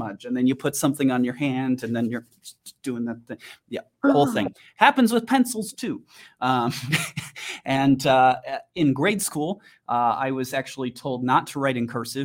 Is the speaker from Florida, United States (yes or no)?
no; Wisconsin, United States; now in Denver, United States; growing up in Wisconsin, I know a lot about rural communities and drug problems